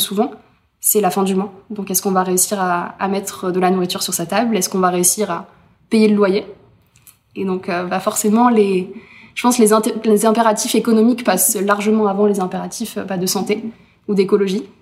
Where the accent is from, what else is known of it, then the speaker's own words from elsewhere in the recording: Berre-l'Étang, Provence-Alpes-Côte d'Azur, France; chez moi, à Berlétan